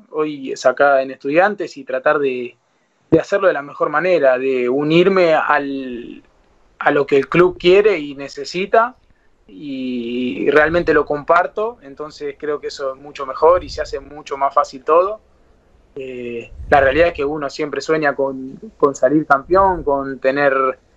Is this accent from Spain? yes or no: no; Buenos Aires, Argentina; Eh, yo soy de Saavedra, de, Capital, eh, ahí justo a cuatro o cinco cuadras de la cancha platense.